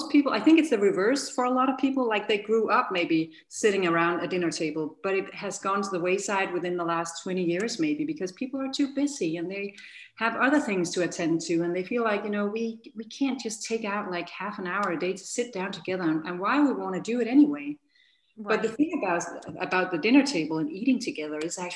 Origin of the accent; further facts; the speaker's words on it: Denmark; moved away as an adult; now in United States; my husband and I, we are from Denmark